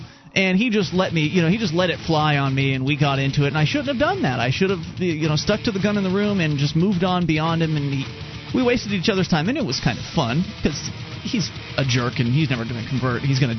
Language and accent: English; Pennsylvania, United States; And I'm from Pennsylvania.